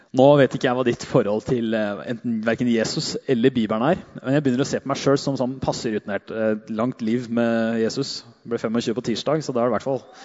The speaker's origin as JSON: {"language": "Norwegian", "area": "Hedmarken", "region": "Innlandet", "country": "Norway", "said": "Gærne sida, som vi kaller det der jeg er fra"}